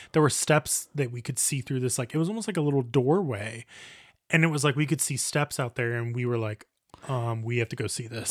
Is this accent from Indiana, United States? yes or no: yes; Indiana, United States; moved away as an adult; also born or lived in Italy; now in Croatia; growing up in Indiana, you know, my parents did not have a lot of money